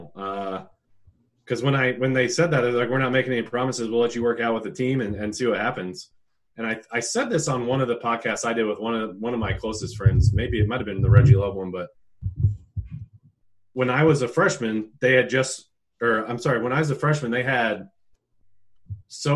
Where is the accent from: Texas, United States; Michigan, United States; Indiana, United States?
Indiana, United States; Indianapolis; I grew up in Indy